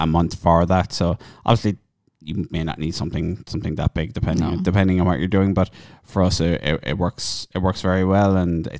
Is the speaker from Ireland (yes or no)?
yes; Cork, Munster, Ireland; accent: Cork; my Cork accent